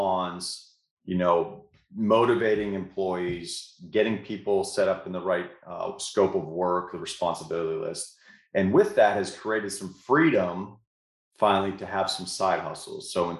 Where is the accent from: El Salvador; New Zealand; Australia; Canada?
Canada; moved away as an adult; now in United States; I came here from Canada back in 2004 to play college baseball in Shreveport.